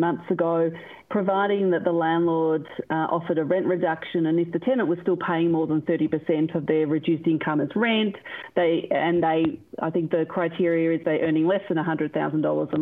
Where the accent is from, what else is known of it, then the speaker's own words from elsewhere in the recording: One Turner, Victoria, Australia; I grew up in One Turner on the quarter acre block